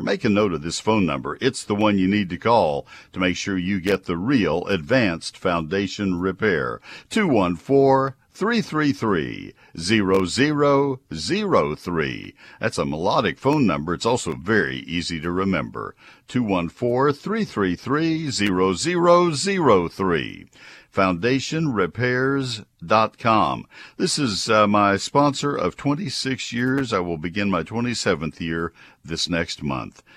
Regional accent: College Station, Texas, United States; when I was a kid, uh, in growing up in College Station

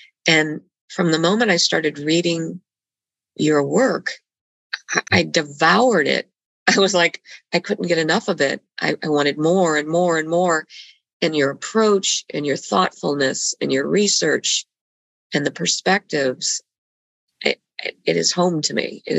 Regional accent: Bogotá, Bogotá Capital District, Colombia; I was born and raised in Bogota, Colombia.

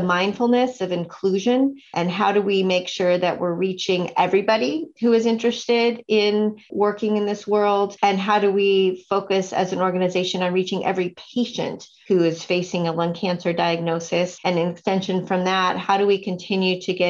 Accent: Sonoma County, Northern California, United States; also born or lived in East Coast; I actually grew up in Northern California, farther north in Stanford in Sonoma County

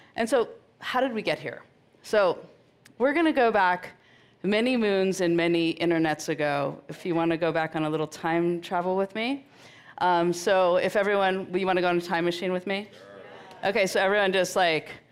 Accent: Marin, California, United States; I grew up in Marin in the 70s

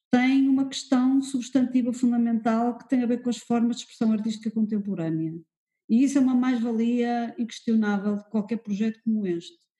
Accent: Porto, Porto District, Portugal; now in Lisbon, Portugal; Eu, quando vim do Porto para Lisboa, notei uma diferença enorme desse ponto de vista.

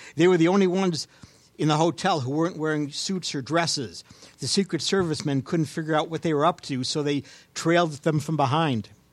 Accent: Cleveland, Ohio, United States; I'm from Cleveland, Ohio

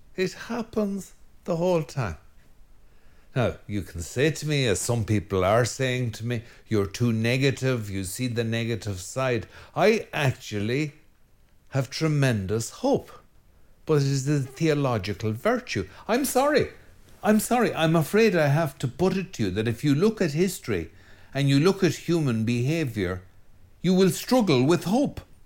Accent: Ireland; speaking as an Irishman

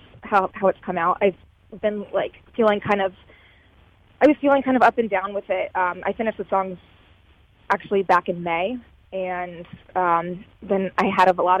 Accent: Savannah, Georgia, United States; moved away as an adult; now in Chicago, United States; my hometown, Savannah, and my relationship with that place

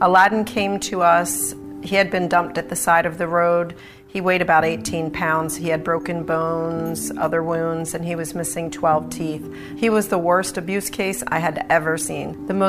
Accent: Haddonfield, New Jersey, United States; also born or lived in North Wildwood, New Jersey; I'm the mom of three boys, and I'm from Haddonfield and North Wildwood, New Jersey.

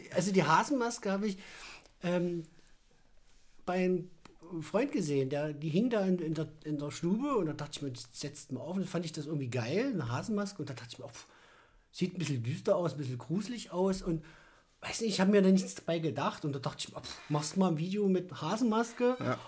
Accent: Naumburg, Saxony-Anhalt, Germany; moved away as an adult; now in Leipzig, Germany; Ich komme oder kam aus Sachsen-Anhalt, aus Naumburg, bin 2010 hierher gezogen

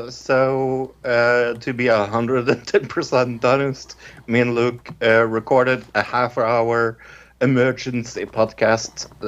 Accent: Norway; It is with me … I am from Norway.

